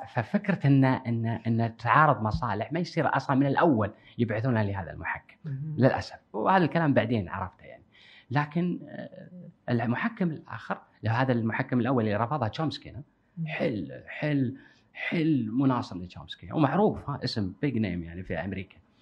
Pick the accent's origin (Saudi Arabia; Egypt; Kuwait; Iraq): Kuwait; عندنا بالكويت